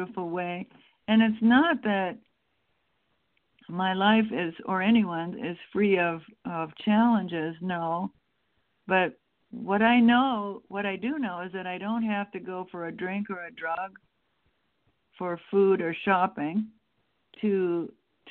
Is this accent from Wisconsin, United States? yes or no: yes; Wisconsin, United States; now in Lafayette, United States; growing up in Wisconsin, we have pretty cold winters there